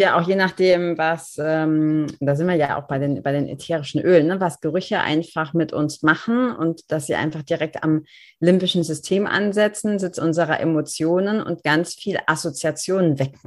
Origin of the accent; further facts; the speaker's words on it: Germany; als Deutsche oder hier in unseren Breitengraden